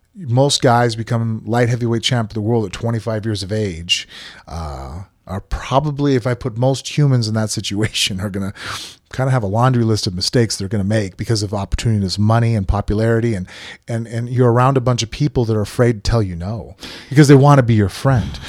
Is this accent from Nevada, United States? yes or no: yes; Las Vegas, Nevada, United States; I was born and raised in Vegas